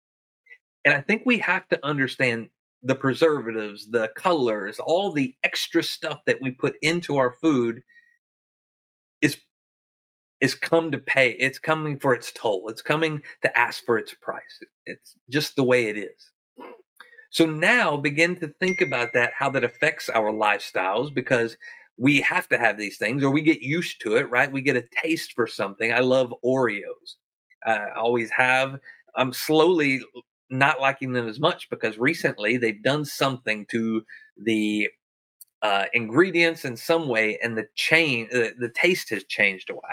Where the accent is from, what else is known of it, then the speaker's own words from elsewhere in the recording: the South, United States; I'm from the South